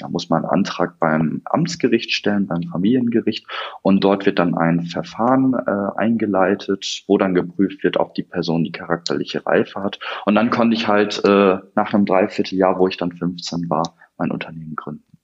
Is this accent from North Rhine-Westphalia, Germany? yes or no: no; Osnabrück, Lower Saxony, Germany; komme aus Osnabrück äh, in Niedersachsen